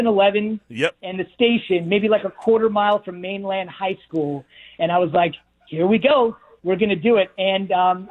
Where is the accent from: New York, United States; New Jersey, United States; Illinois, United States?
New Jersey, United States; Mercer County; moved away as an adult; I grew up in New Jersey in Mercer County, and I went to Rutgers. So I spent the first 22 and then 23 years of my life